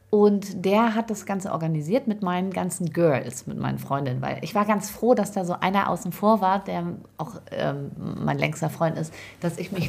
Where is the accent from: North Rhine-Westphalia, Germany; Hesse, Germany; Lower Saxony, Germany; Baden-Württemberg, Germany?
Lower Saxony, Germany; Bei uns in Ostfriesland